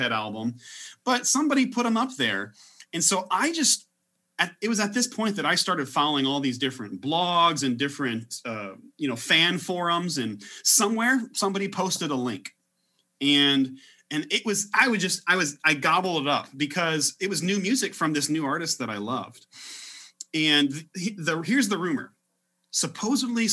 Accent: Illinois, United States; I'm from Illinois

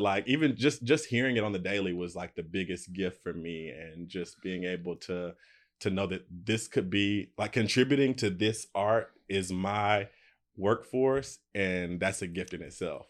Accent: United States; moved away as an adult; now in Los Angeles, United States; I'm from Alabama, Tennessee, right on the Alabama, Tennessee line, and I moved to L A maybe twelve years ago

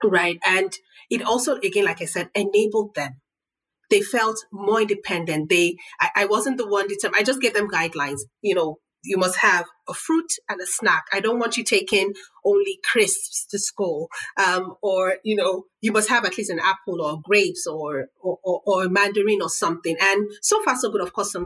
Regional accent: Nigeria; moved away; as a Nigerian mom, because I'm Nigerian

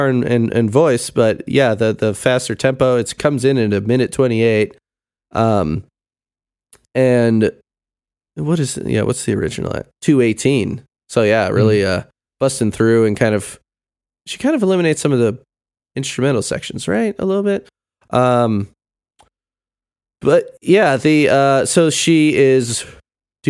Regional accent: Illinois, United States; I grew up in Illinois

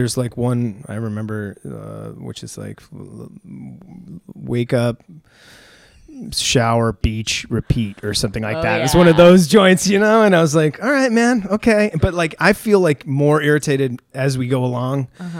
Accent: East Coast, United States; I had brownstones growing up

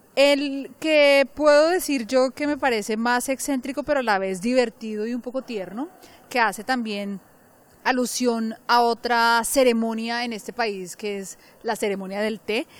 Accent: Colombia; now in London, United Kingdom; yo soy colombiana y en mi país lo que sé es que se tiene un bebé con un médico

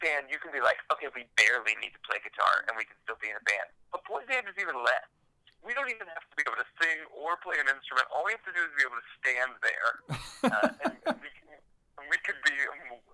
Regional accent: Ohio, United States; also born or lived in Los Angeles; growing up in Ohio

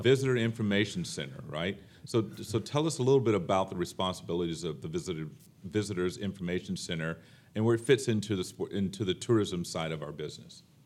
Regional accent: Florida, United States; I'm from Florida

